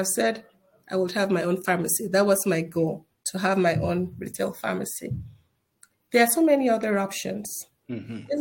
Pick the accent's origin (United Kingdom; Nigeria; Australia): Nigeria; Northern Nigeria; moved away as an adult; now in United States; I was born and raised in Nigeria.